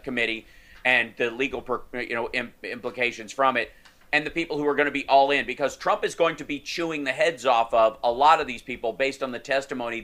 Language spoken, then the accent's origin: English; Kentucky, United States; Growing up in Kentucky